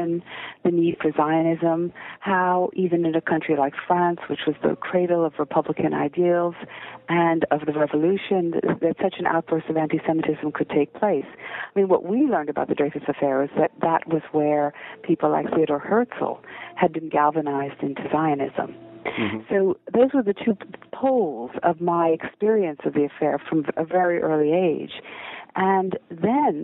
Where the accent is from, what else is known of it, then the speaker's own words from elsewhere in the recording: United States; accent: American; moved away as an adult; also born or lived in Israel; now in Oxford, United Kingdom; I was born in Israel and educated in America. I left America when I was 20 years old